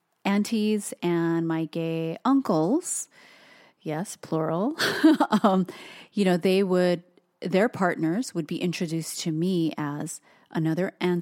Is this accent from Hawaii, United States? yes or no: yes; Hawaii, United States; growing up in Hawaii and being Asian